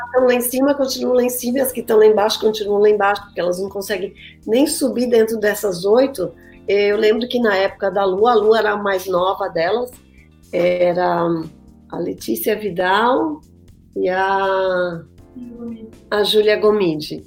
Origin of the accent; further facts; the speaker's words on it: Brazil; moved away as an adult; also born or lived in São Paulo; now in United States; eu, como vim do Brasil